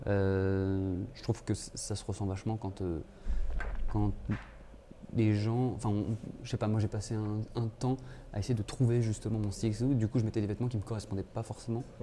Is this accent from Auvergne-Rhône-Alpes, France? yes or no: yes; Clermont-Ferrand, Auvergne-Rhône-Alpes, France; moved away as an adult; also born or lived in Paris; en arrivant à Paris, parce que j'ai grandi à Clermont-Ferrand